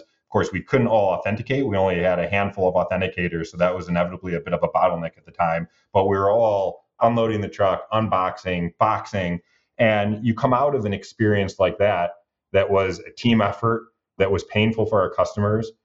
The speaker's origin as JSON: {"language": "English", "town": "Detroit", "region": "Michigan", "country": "United States", "tie": "born or raised there", "also_born_or_lived": "New York", "said": "I'm born and raised in Detroit"}